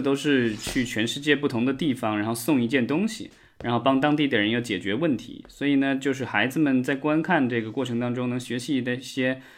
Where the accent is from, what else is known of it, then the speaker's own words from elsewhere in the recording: Jiangxi, China; 我家乡江西的龙虎山